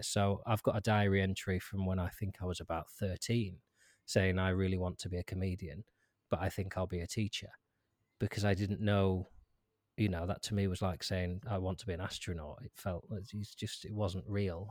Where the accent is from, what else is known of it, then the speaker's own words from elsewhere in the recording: Lancaster, North West England, United Kingdom; I grew up in Lancaster, which is a big city